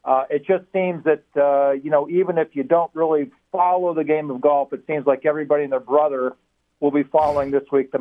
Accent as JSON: {"language": "English", "town": "Pittsburgh", "region": "Pennsylvania", "country": "United States", "also_born_or_lived": "Baton Rouge, Louisiana", "said": "I'm from Pittsburgh"}